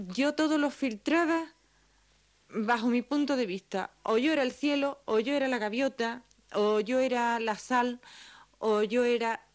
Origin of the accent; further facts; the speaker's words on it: San Fernando, Andalusia, Spain; De, San Fernando, es de un pueblo de la provincia de Cádiz